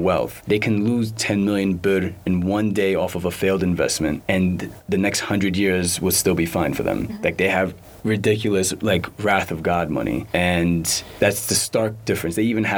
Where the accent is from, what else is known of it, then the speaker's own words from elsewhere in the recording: New York, United States; moved away as an adult; born and raised in New York, Bronx, New York, Eritrean